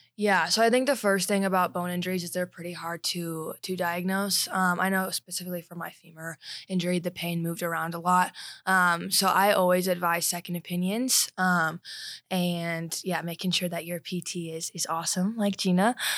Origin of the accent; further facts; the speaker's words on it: Highlands Ranch, Colorado, United States; I grew up in Highlands Ranch